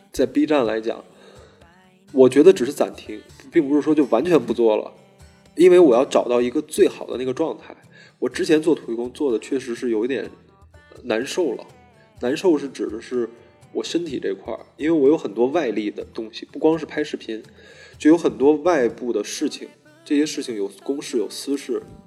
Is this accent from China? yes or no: yes; Beijing, China; 我是北京的